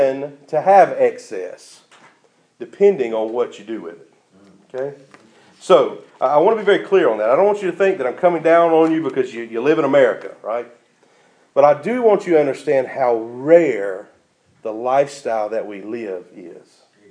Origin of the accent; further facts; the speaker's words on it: United States; living as an American Christian